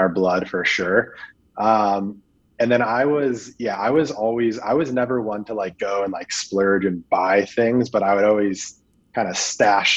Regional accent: Phoenix, Arizona, United States; I grew up in Phoenix, Arizona, kind of like the southern suburb called Ahwatukee

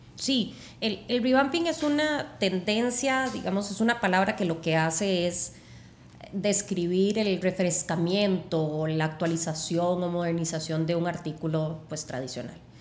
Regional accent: Costa Rica; somos un país pequeño

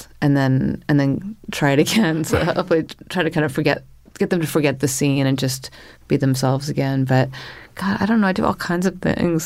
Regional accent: Northern California, United States; also born or lived in Paris; now in New York, United States; I grew up in Northern California

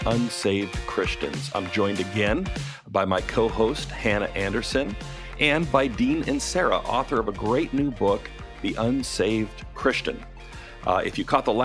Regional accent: Canada; now in United States; I'm Canadian from Canada, been south of the border for a while

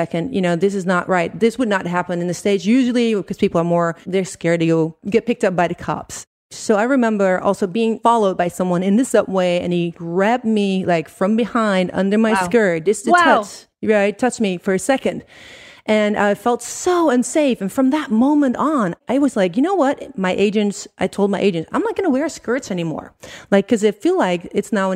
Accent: Netherlands; moved away; also born or lived in Italy; I'm from Holland originally

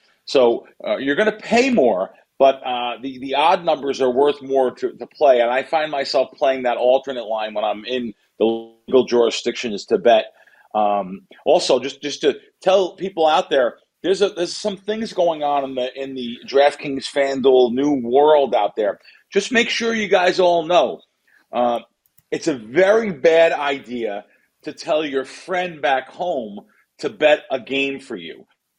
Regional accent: New Jersey, United States; also born or lived in Bronx, United States; I grew up, an East Coast guy. I grew up on the Jersey Shore, and I grew up actually from the Bronx, going to Bronx Yankee games, Met games, Shea Stadium.

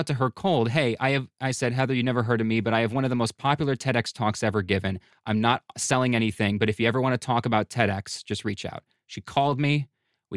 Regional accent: Buffalo, New York, United States; moved away; I'm from Buffalo

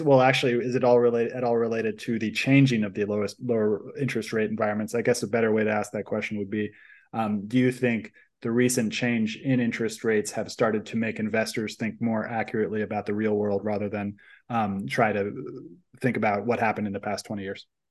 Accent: Silicon Valley, California, United States; I grew up in Silicon Valley in a family that does investment

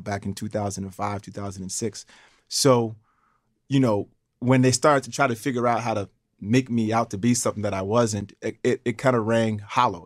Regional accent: Schenectady, New York, United States; growing up in Schenectady, parents working for G

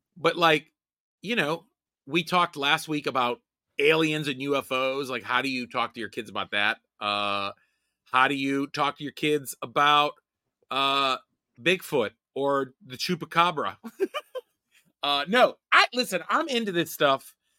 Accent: Rust Belt, United States; I grew up in the Rust Belt, poor

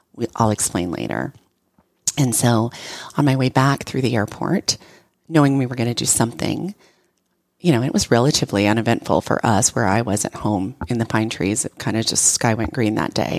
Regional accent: Oregon, United States; now in Texas, United States; I'm from Oregon

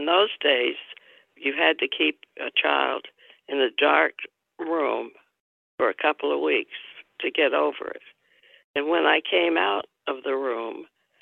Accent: Tampa, Florida, United States; I was born in Tampa, Florida on August

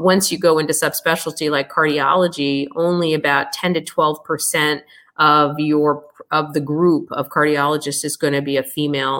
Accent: United States; naturally being American born

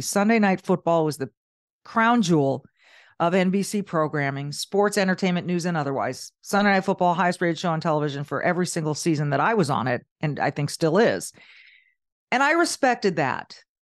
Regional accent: Southern California, United States; moved away; also born or lived in Minnesota; I grew up in Southern California.

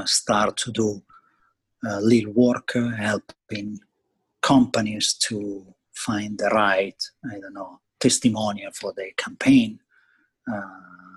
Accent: Verona, Veneto, Italy; English is a second language; moved away as an adult; also born or lived in Florence, Italy; now in United States; I was growing up in Italy. I'm from Verona

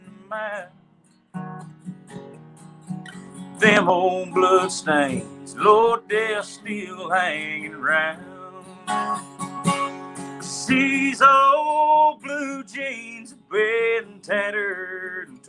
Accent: Pig, Kentucky, United States; from Pig.

